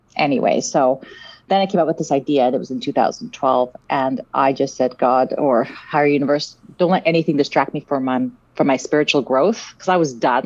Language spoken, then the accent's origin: English; Vancouver, British Columbia, Canada; also born or lived in South Africa; I grew up in Vancouver, in Canada, and um, I'm originally from South Africa